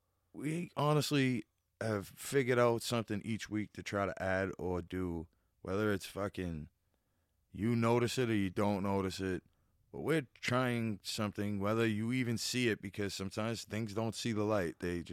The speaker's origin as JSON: {"language": "English", "town": "Boston", "region": "Massachusetts", "country": "United States", "said": "I'm from Boston. Really from here."}